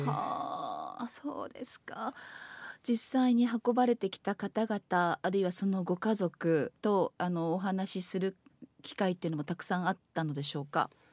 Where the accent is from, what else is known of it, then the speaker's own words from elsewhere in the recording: Kanazawa, Ishikawa, Japan; 私も石川県の出身でまあ、私は金沢にで生まれ育ったものですから